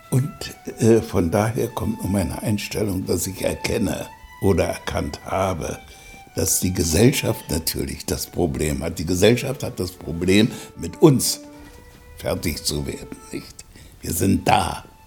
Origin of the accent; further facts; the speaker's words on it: Germany; das Land meiner Mutter ist meine Heimat